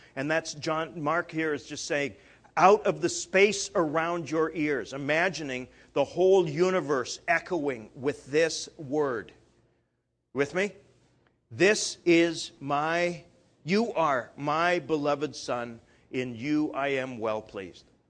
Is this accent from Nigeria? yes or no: no; Canada; moved away; I'm Canadian